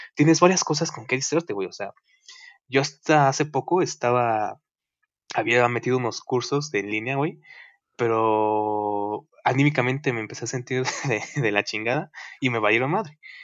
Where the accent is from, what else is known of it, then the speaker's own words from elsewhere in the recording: Mexico; somos mexicanos